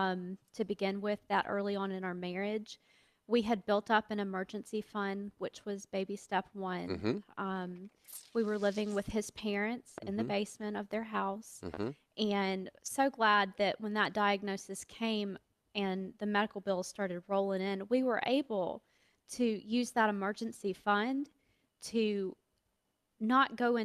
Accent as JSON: {"language": "English", "town": "Columbia", "region": "South Carolina", "country": "United States", "said": "Columbia, South Carolina"}